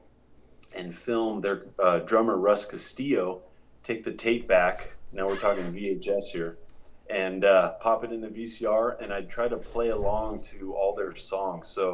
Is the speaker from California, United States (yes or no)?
yes; San Diego, California, United States; I grew up in San Diego